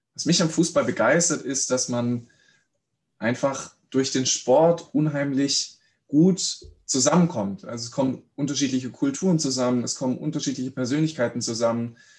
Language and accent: German; Reutlingen, Baden-Württemberg, Germany; Ich bin in Reutlingen aufgewachsen